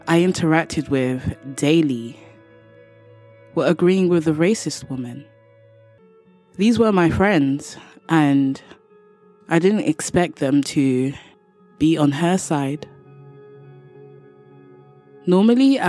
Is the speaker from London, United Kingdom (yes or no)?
yes; London, United Kingdom; from London, England.